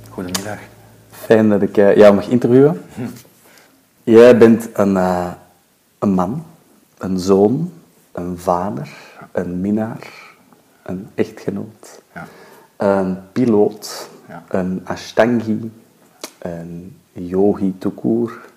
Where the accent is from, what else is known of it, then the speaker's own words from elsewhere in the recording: Southern California, United States; first language German; Dutch is a second language; also born or lived in Germany; now in Belgium; ben in Duitsland geboren en in Californië opgegroeid.